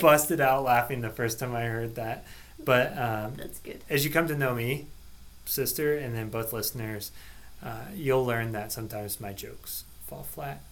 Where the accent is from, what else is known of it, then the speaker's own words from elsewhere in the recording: Seward, Nebraska, United States; now in Lincoln, United States; I grew up in Seward